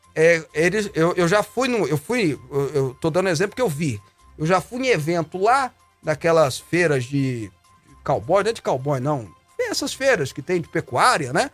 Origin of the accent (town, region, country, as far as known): Goiânia, Goiás, Brazil